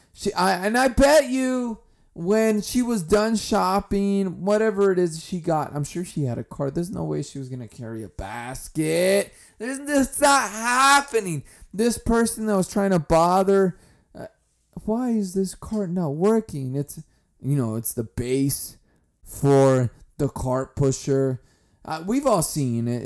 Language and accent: English; California, United States; I'm from California.